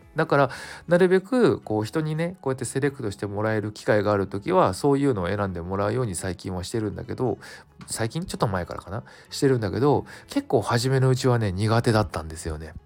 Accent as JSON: {"language": "Japanese", "region": "Kanto", "country": "Japan", "tie": "born or raised there", "said": "関東を関東だけかなであの何店舗かあるみたいなお店なんだけどちょうどあの僕の実家の近くで子供の頃からよく利用してるとこ"}